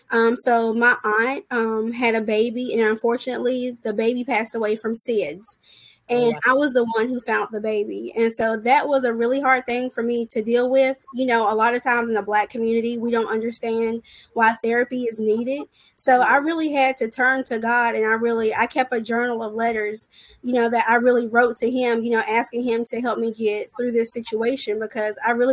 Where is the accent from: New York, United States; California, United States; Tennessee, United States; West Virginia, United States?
West Virginia, United States; Charleston; moved away as an adult; now in Charlotte, United States; I am originally from Charleston, West Virginia. I've been in the Charlotte area for about 12 years.